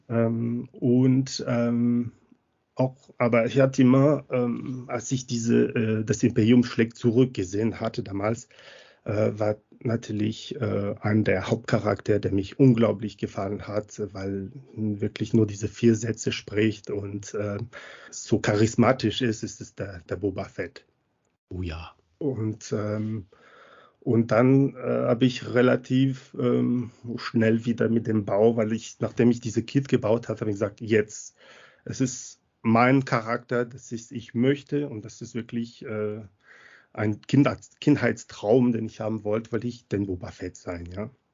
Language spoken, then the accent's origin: German; Montpellier, Occitania, France; German is a second language; moved away as an adult; now in Munich, Germany; weil ich äh, aus Frankreich komme, aus Montpellier ursprünglich, aber schon länger in Deutschland, also über über 20 Jahre.